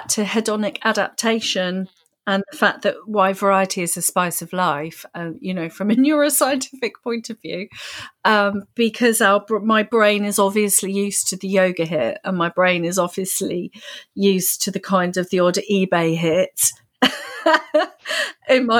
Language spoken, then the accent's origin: English; United Kingdom; as a Brit